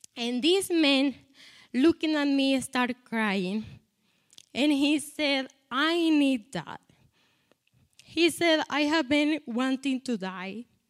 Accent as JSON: {"language": "English", "country": "Colombia", "second_language": "English", "moved": "yes", "said": "I am from Colombia"}